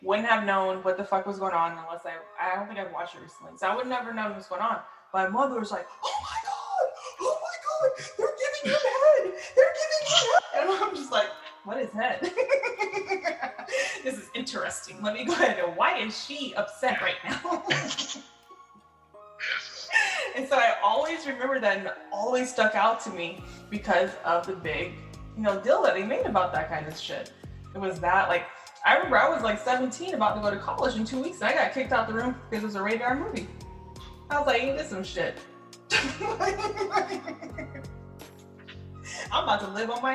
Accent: Polk County, Florida, United States; going from Polk County, Florida, the 863.

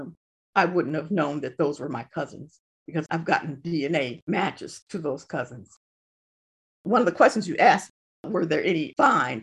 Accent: Detroit, Michigan, United States; now in Ypsilanti, United States; I was born in Detroit, you know, and a majority of my family lives in Detroit

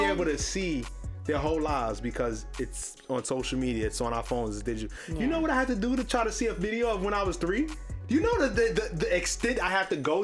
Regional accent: New York City, New York, United States; I'm from Harlem

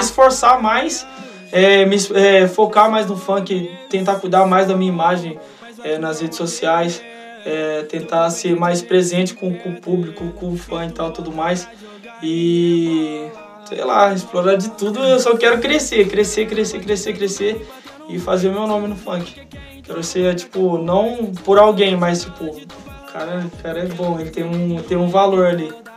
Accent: Campinas, São Paulo, Brazil; eu sou de Campinas e na minha região não, não tem muito, como é em São Paulo.

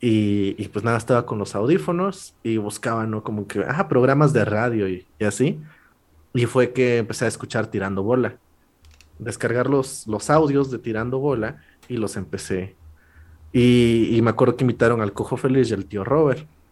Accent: La Purísima, Puebla, Mexico; yo siendo alguien de, un pueblo de, Puebla, o sea, ni siquiera soy de Puebla capital

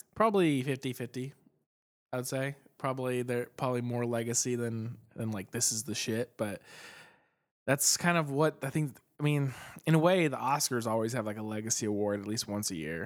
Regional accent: Phoenix, Arizona, United States; Phoenix, Arizona, my hometown

